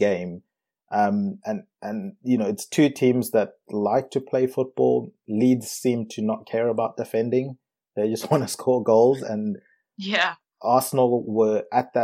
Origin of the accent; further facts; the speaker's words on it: South Africa; moved away; also born or lived in Zimbabwe; Me being from Zimbabwe and growing up in South Africa